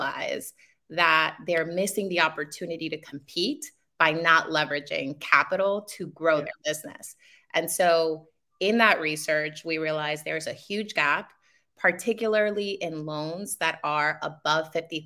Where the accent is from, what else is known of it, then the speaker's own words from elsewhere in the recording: New York City, New York, United States; also born or lived in Dominican Republic; I'm in Queens. I've been in Queens all my life, but I did immigrate from the Dominican Republic when I was 7 years old